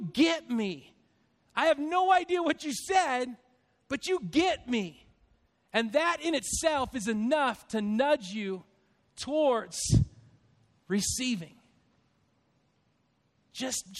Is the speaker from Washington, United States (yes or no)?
yes; Spokane, Washington, United States; also born or lived in Stockton, California; I was born in Stockton, California in Sharp Army Depot. And then we moved to Spokane, Washington. And I have an older brother, Mike, and a twin brother, John, and a younger brother, Tom. So there's the four of us with my mom and my dad. And so we grew up in Spokane.